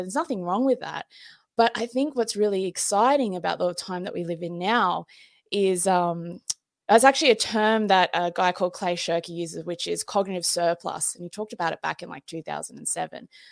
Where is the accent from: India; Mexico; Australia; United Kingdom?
Australia; I'm fucking Australian